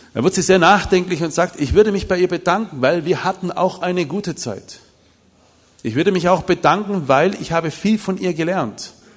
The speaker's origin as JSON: {"language": "German", "town": "Bopfingen", "region": "Baden-Württemberg", "country": "Germany", "said": "Ich komme aus Bobfinger"}